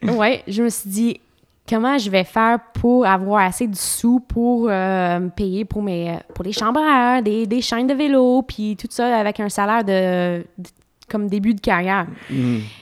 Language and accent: French; Ontario, Canada; moved away as an adult; also born or lived in Trois-Rivières, Quebec; j'étais assez nouvelle au Québec parce que j'ai grandi en Ontario